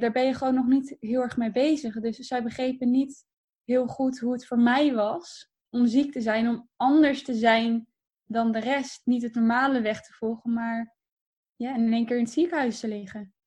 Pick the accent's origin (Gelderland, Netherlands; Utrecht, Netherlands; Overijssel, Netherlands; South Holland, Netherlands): Gelderland, Netherlands; Harderwijk; also born or lived in Purmerend / Ermelo; daar heb ik echt mijn jeugd. Ehm, ja, daar ben ik echt opgegroeid